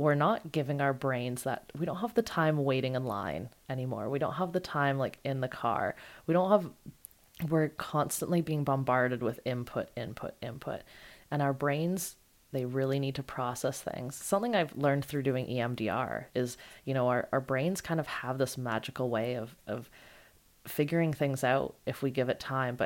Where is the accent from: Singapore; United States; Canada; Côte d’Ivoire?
Canada; I'm Canadian